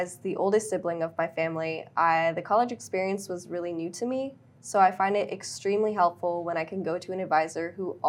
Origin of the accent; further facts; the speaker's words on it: Dallas, Texas, United States; moved away as an adult; now in Austin, United States; I'm originally from Dallas